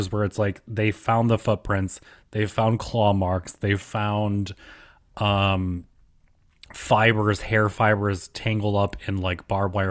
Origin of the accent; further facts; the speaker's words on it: New York, United States; I'm from New York